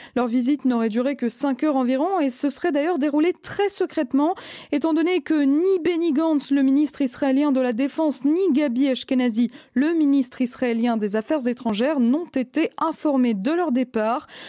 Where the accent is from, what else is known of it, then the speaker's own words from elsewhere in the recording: Belgium; chez nous en Belgique